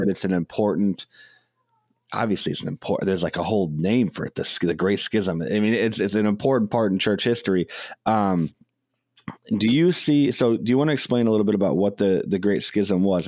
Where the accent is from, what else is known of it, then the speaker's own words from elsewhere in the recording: Madison, Wisconsin, United States; I grew up in Madison, Wisconsin, in the public school system